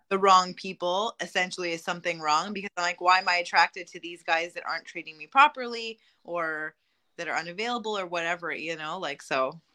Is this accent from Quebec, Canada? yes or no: yes; Montreal, Quebec, Canada; I'm from Montreal, uh, Quebec, Canada.